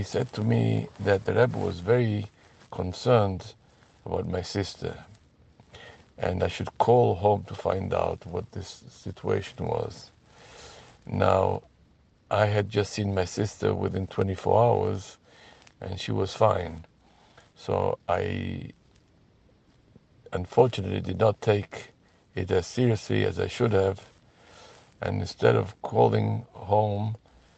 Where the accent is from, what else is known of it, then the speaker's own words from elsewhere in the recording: Gibraltar; moved away as an adult; also born or lived in United States; Gibraltar, which is my place of birth